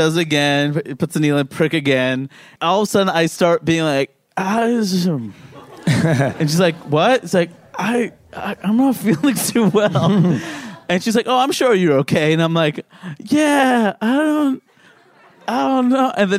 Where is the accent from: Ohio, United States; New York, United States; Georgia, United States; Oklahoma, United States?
New York, United States; New York City; I grew up in Queens too.